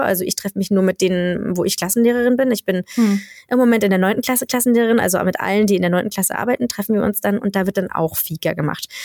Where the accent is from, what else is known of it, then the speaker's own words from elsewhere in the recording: Germany; now in Sweden; für mich ist es als Deutsche